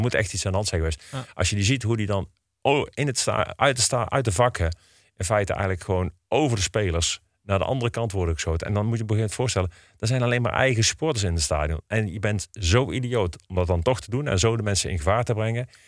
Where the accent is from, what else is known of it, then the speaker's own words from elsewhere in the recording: Eindhoven, North Brabant, Netherlands; now in Breda, Netherlands; ik kom uit Eindhoven, ben daar geboren en getogen